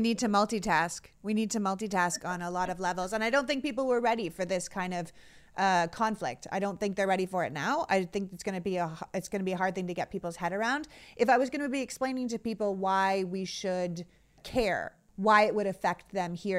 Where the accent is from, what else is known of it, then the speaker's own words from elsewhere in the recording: Canada; now in United States; I immigrated from Canada